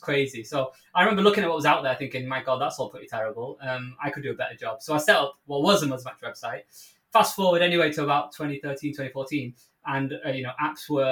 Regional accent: Manchester, North West England, United Kingdom; accent: Mancunian; you can tell from accent, I'm a Mancunian, so for the global listeners, from Manchester in the UK

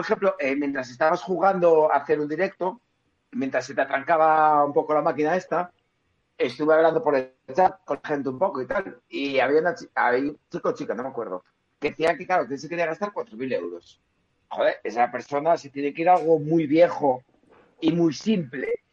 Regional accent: Spain; como buenos españoles

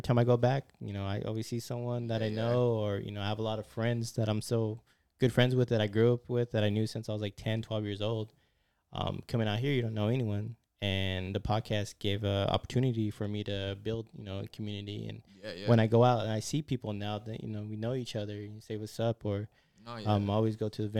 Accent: Vallejo, California, United States; fucking … was there, and we're like, fucking, we're from Vallejo, California, Benicia.

